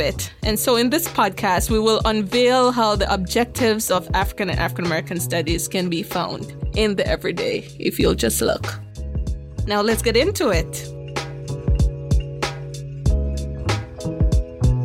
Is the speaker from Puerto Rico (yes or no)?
no; Jamaica; moved away; growing up in Jamaica, you were surrounded